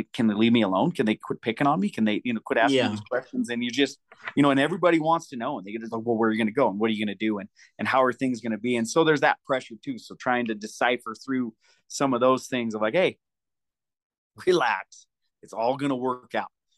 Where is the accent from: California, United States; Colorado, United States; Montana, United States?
Montana, United States; Deer Lodge; I am from Deer Lodge, Montana